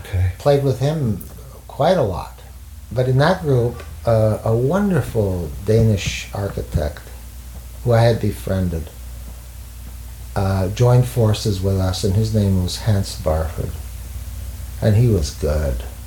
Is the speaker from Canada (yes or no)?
yes; Montreal, Quebec, Canada; I grew up in Montreal